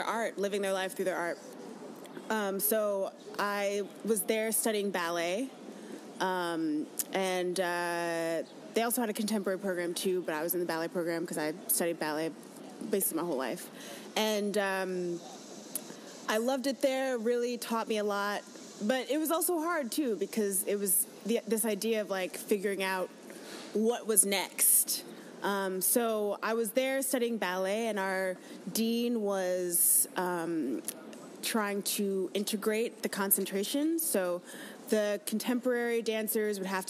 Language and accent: English; Raleigh, North Carolina, United States; moved away as an adult; also born or lived in Winston-Salem, North Carolina; now in New York, United States; Raleigh, North Carolina